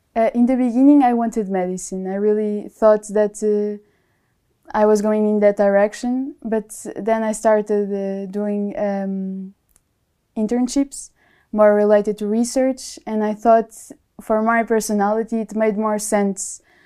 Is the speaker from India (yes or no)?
no; Portugal; moved away as an adult; also born or lived in Germany; now in Munich, Germany; I'm from Portugal, and um, I'm here in Germany studying my master's degree